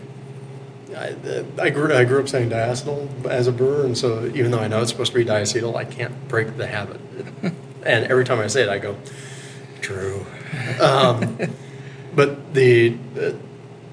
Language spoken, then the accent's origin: English; East Coast, United States; moved away; I grew up on the East Coast